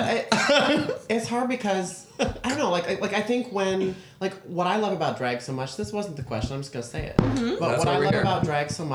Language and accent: English; Naperville, Illinois, United States; moved away as an adult; also born or lived in Iowa City, Iowa / Cedar Rapids, Iowa; I'm from Naperville, so I'm still kind of where I grew up.